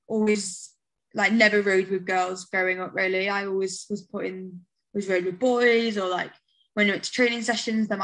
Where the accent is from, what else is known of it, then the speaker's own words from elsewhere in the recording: United Kingdom; as a Brit